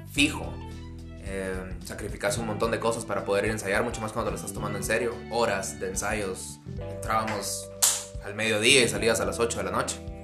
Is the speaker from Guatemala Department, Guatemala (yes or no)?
yes; Amatitlán, Guatemala Department, Guatemala; nosotros somos de Matitlán, que está como un poco lejos de la capital